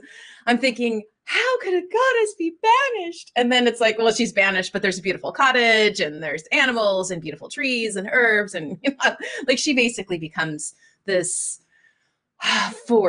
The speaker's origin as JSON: {"language": "English", "region": "Minnesota", "country": "United States", "tie": "born or raised there", "said": "I grew up, I was born in Minnesota"}